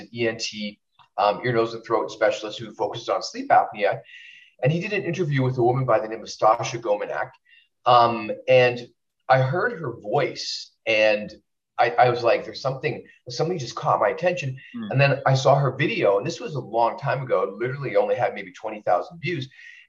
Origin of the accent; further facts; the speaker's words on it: Winnipeg, Manitoba, Canada; now in California, United States; I I'm Canadian, so sometimes I miss Canada.